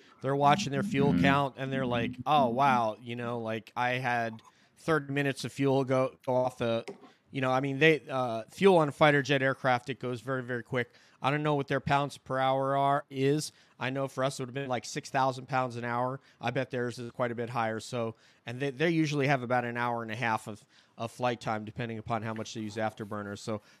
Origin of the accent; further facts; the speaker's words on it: Hudson Valley, New York, United States; But I come from the Hudson Valley in New York. I had a sighting when I was about 14.